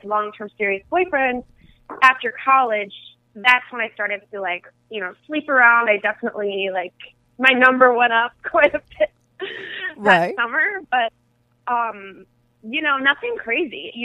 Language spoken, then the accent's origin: English; Midwest, United States; moved away as an adult; now in California, United States; I'm from the Midwest